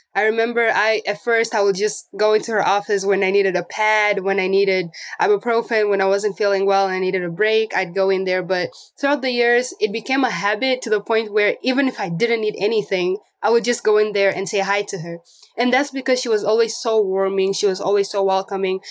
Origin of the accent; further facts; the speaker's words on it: Namibia; also born or lived in Angola; now in Portland, United States; And I was born in Angola, but I grew up in Namibia. So I left Angola when I was eight years old